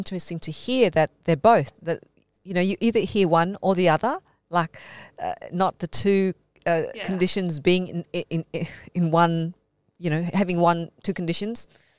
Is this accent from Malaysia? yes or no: yes; Malaysia; being Malaysian Chinese, but also, you know, the Anglo-Saxon name, that means you combine both worlds